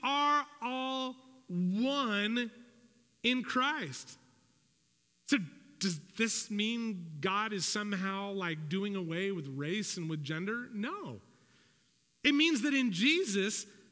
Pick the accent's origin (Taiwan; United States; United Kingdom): United States; I'm an American